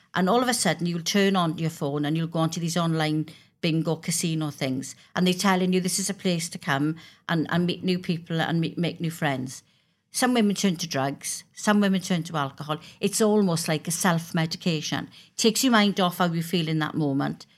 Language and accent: English; Wales, United Kingdom; I'm a Welsh member of Parliament